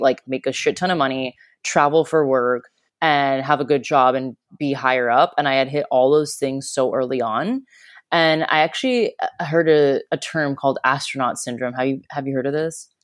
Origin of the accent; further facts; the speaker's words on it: Florida, United States; moved away as an adult; also born or lived in Chicago; now in Australia; I grew up in Florida